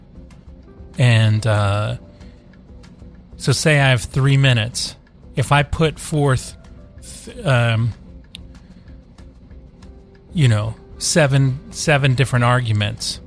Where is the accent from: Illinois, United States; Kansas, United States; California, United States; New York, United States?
Kansas, United States; Topeka; moved away; I was born in Topeka, believe it or not. Topeka, Kansas